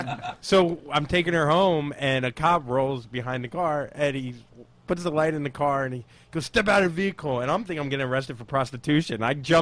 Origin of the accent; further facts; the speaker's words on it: Port St. Lucie, Florida, United States; moved away as an adult; now in New York, United States; I'm from Florida. Port St. Lucie, Florida.